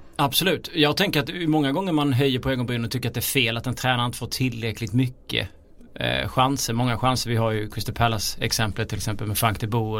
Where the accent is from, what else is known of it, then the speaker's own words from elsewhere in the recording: Småland, Sweden; accent: Småländska; jag har kommit in med min småländska stämma här